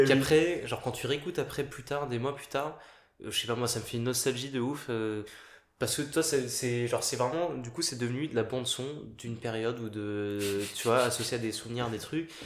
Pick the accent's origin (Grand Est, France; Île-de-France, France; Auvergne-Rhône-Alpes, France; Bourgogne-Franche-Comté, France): Île-de-France, France; Paris; je suis né à Paris, j'ai grandi à Paris